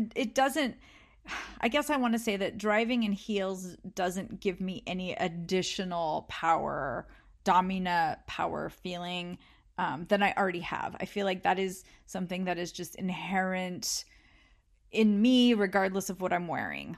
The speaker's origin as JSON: {"language": "English", "region": "California", "country": "United States", "tie": "born or raised there", "said": "growing up in California by the beach"}